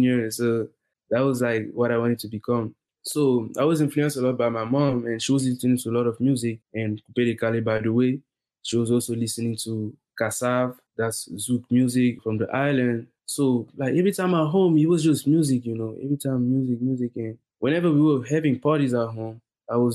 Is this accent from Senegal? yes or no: yes; Senegal; moved away as an adult; also born or lived in Burkina Faso; now in Houston, United States; I was born in Burkina Faso, and then when I was 5, I had to move to Senegal because my parents, they had opportunities there.